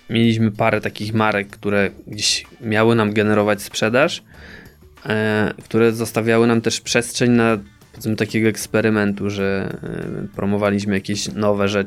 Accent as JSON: {"language": "Polish", "town": "Czechowice-Dziedzice", "region": "Silesian Voivodeship", "country": "Poland", "tie": "born or raised there", "said": "Moje rodzinne miasto."}